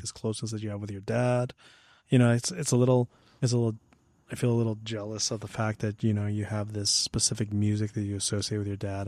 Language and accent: English; Hemet, California, United States; I grew up in Hammett, and so was this small community